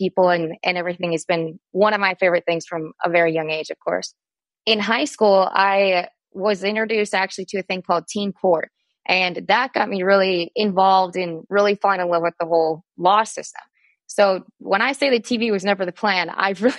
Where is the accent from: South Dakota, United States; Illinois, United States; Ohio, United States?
South Dakota, United States; I was born and raised in South Dakota.